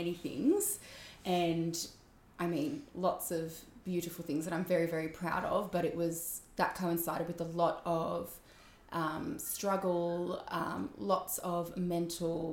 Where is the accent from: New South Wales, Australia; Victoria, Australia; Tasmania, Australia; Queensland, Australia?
New South Wales, Australia; Wollongong; I'm from Wollongong, New South Wales